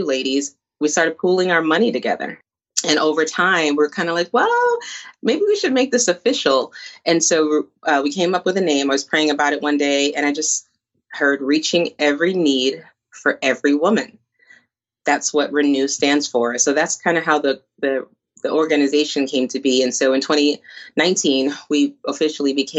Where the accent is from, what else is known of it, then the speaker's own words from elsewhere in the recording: New Jersey, United States; also born or lived in Bogota, Colombia; now in Florida, United States; I am a native Jersey girl. So even though I'm in Florida, I still love the Northeast.